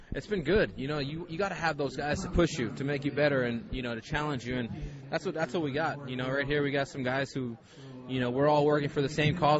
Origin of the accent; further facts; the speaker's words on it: Hawaii, United States; moved away as an adult; now in St. Louis, United States; growing up in Hawaii